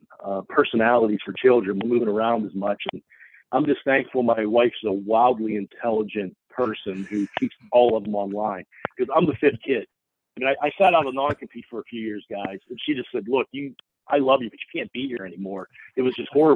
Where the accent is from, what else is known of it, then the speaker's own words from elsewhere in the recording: Keisport, Pennsylvania, United States; moved away as an adult; now in Des Moines, United States; I grew up in Keysport, Pennsylvania, which is just southeast of Pittsburgh